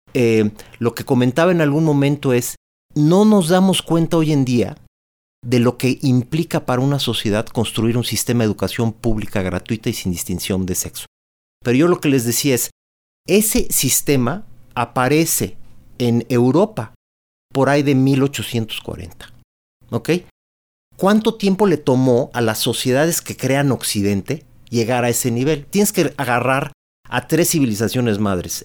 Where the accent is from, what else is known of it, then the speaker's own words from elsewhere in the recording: Mexico; como mexicanos